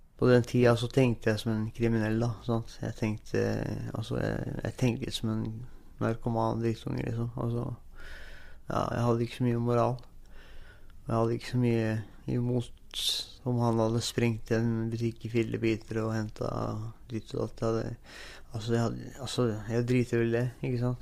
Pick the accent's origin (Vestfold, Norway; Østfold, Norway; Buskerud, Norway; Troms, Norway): Østfold, Norway; Moss; moved away; also born or lived in Nordfjord, Sogn og Fjordane; Jeg ble født i Moss da, i 1980